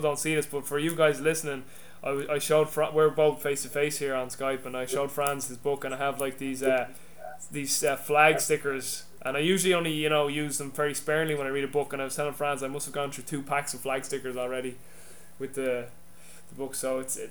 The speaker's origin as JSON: {"language": "English", "country": "Ireland", "said": "I'm Irish"}